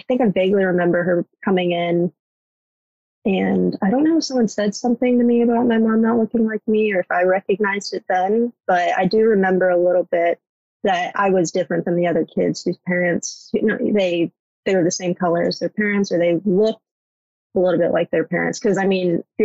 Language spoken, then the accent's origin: English; Cincinnati, Ohio, United States; born or raised there; first language English; also born or lived in China